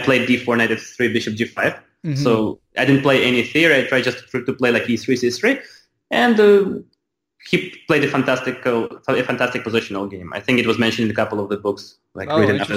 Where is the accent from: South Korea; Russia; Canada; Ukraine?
Ukraine; moved away; I was from Ukraine